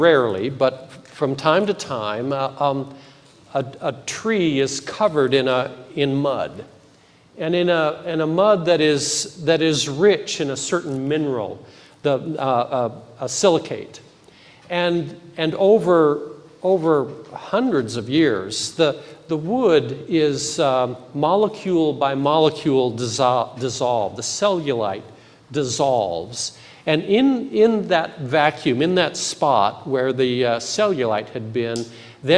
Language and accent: English; Intermountain West, United States; now in Federal Way, United States; my history of growing up in the Intermountain West